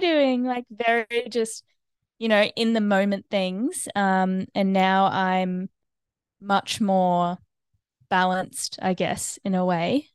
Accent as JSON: {"language": "English", "town": "Brisbane", "region": "Queensland", "country": "Australia", "tie": "born or raised there", "also_born_or_lived": "United States", "lives_now": "Noosa, Australia", "said": "grew up in Brisbane, um, and lived there until I was eighteen"}